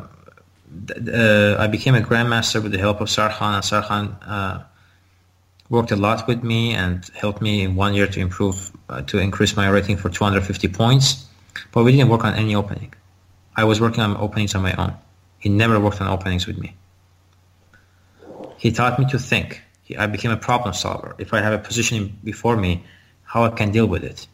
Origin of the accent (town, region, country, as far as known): Iran; now in United States